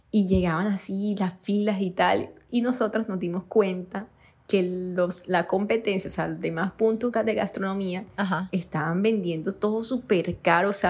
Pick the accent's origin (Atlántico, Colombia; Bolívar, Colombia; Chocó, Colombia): Atlántico, Colombia; Barranquilla; accent: costeño; soy de Barranquilla